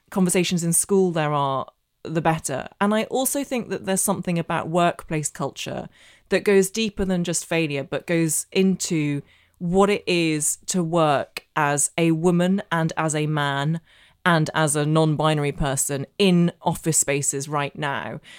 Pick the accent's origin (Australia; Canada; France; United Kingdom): United Kingdom; Northern Ireland; Uh, basically, so I grew up in Northern Ireland. I know I don't have the accent, but I did, and my secondary school in Belfast was the only school um, in the entire province that taught Russian.